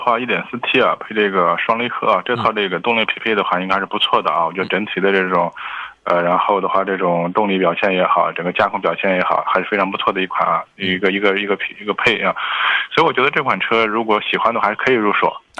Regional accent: Gansu, China; 我的老家确实是大西北的，但是不是济南这个天桥大西北啊？

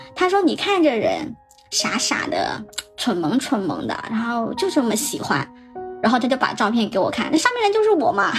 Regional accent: southern China, China; 我们都是南方人

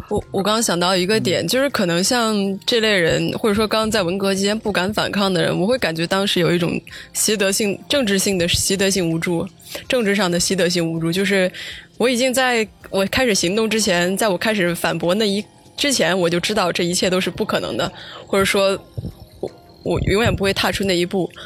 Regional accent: Xi'an, Shaanxi, China; 我是在西安那边长大

